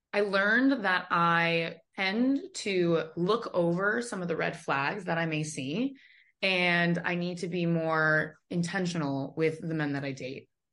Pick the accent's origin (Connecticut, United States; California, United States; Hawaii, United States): California, United States; Los Angeles; now in Miami, United States; I grew up in Los Angeles